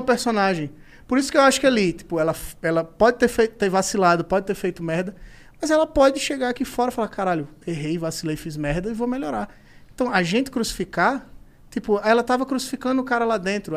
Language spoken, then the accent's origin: Portuguese; Maceió, Alagoas, Brazil; eu sou de Maceió